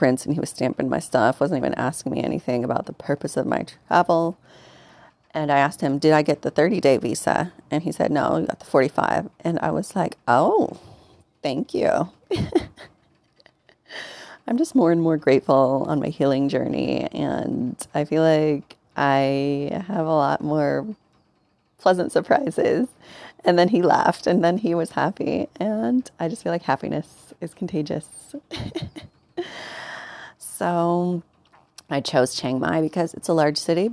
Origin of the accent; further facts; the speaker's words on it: United States; also born or lived in Mexico; I'm a formerly undocumented Mexican-American